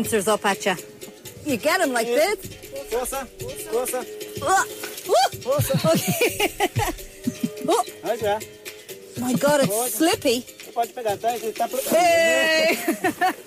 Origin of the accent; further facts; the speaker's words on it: Ireland; As an Irish person